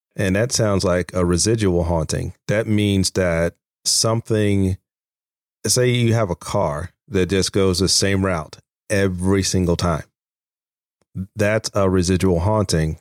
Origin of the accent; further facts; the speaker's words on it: Virginia, United States; also born or lived in Manassas, Virginia; I'm from Virginia